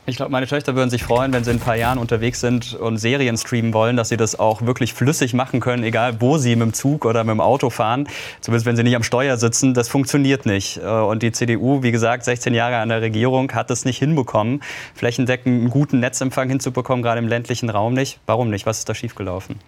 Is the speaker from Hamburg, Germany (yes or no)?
no; Karlsruhe, Baden-Württemberg, Germany; Ich komme aus Karlsruhe